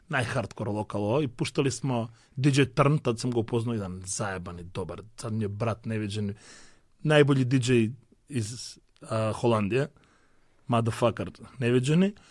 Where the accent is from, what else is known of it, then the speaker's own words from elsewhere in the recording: North Macedonia; ja sam artist sad iz Makedonije